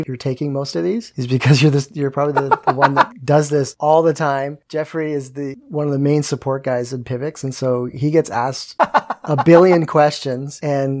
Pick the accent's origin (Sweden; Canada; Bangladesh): Canada; I'm Canadian, so you can say whatever you want.